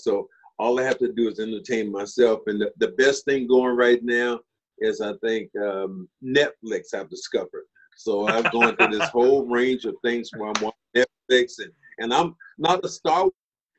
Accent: Eastern North Carolina, United States; I grew up in Eastern North Carolina

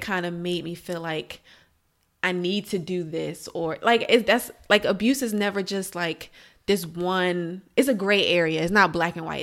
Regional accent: Alexandria, Virginia, United States; moved away as an adult; also born or lived in Florida; now in Maryland, United States; I'm from Alexandria, Virginia. That's where I grew up.

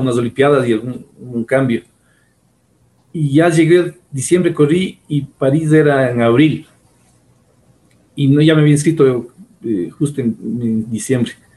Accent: Ecuador; como el ecuatoriano promedio

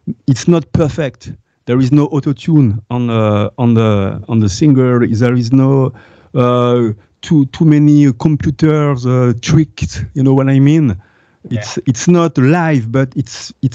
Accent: France; English is a second language; I'm French. I have to work on my, I have to improve my English

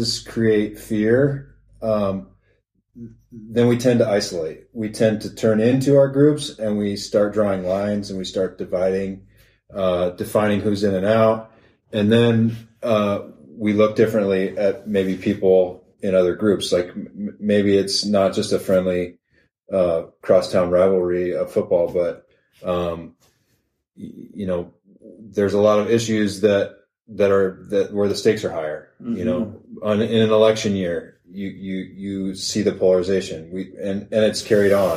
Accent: the West Side, Washington, United States; I'm from the West Side

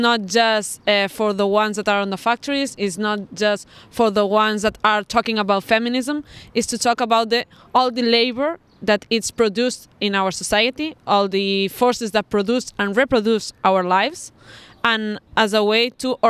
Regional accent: Barcelona, Catalonia, Spain; I'm from the Spanish state, from Barcelona.

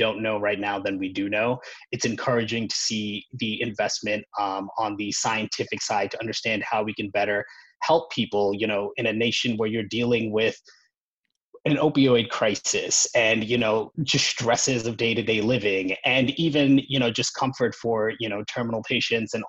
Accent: New York, United States; I grew up in New York, worked at investment banks like Goldman

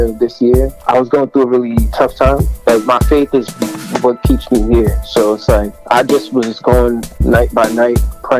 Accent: Boston, Massachusetts, United States; growing up in Boston, I've seen a lot of stuff.

